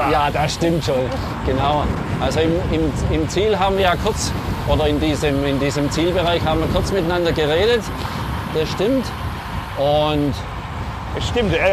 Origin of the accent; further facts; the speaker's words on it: Germany; Vielleicht sind wir Deutsche da ein bisschen hypervorsichtig.